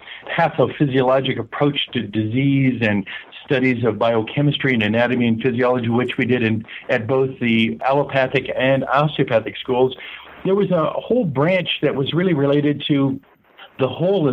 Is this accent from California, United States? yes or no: yes; Southern California, United States; moved away as an adult; also born or lived in Iowa; I grew up in Southern California, and my parents were from Iowa.